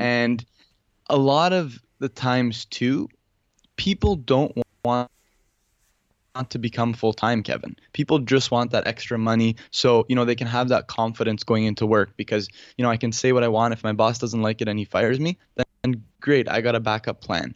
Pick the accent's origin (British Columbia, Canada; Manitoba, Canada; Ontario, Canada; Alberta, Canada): Ontario, Canada; Toronto; I'm from Toronto